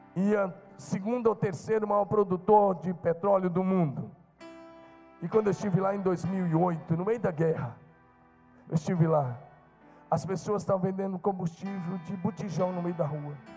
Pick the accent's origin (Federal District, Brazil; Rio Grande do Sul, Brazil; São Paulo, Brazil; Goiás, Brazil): Goiás, Brazil; interior of; now in Marília, Brazil; Eu era simplesmente um jovenzinho, nascido no interior de Goiás, numa fazenda, muito simples.